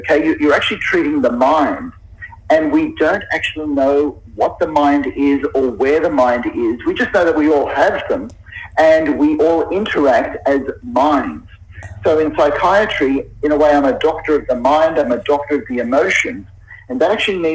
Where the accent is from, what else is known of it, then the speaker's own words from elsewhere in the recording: Sydney, New South Wales, Australia; I'm in the middle of Sydney. Now, Sydney is my hometown